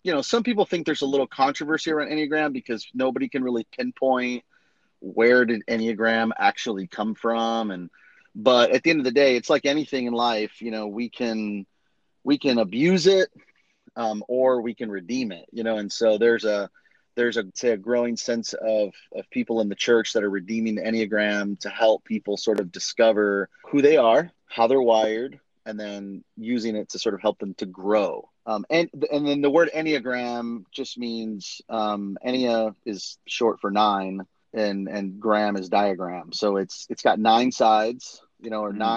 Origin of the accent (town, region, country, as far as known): Miami, Florida, United States; born or raised there; also born or lived in London